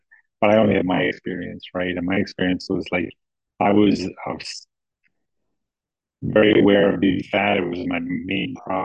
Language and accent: English; Ireland; I grew up in Ireland